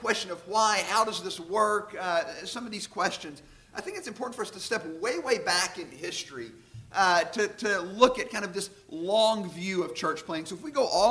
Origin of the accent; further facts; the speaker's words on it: Sherwood, Arkansas, United States; also born or lived in North Little Rock, Arkansas / Jackson, Mississippi; I grew up actually here in Sherwood, over on Calva, off of Country Club